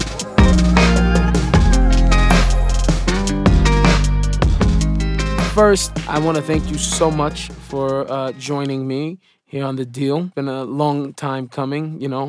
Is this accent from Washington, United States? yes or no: yes; Seattle, Washington, United States; moved away as an adult; now in Israel; I was born in Seattle to hip-hop parents.